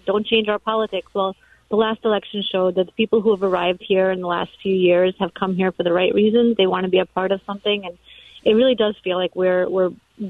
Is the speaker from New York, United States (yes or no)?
yes; New York City, New York, United States; also born or lived in Soviet Union; now in Florida, United States; And of course, I was raised in Brooklyn.